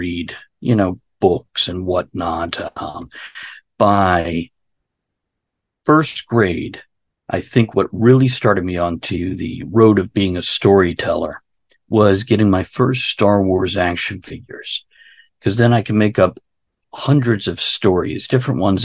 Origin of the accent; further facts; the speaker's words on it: South Florida, United States; now in Central Virginia, United States; I was born in South Florida